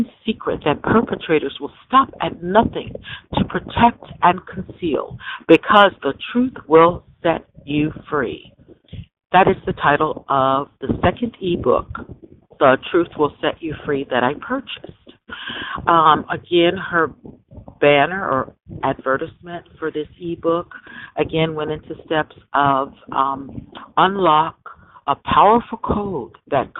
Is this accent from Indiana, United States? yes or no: yes; Michigan City, Indiana, United States; moved away as an adult; also born or lived in Los Angeles, California; about to go back to my hometown where I was born, Michigan City, Indiana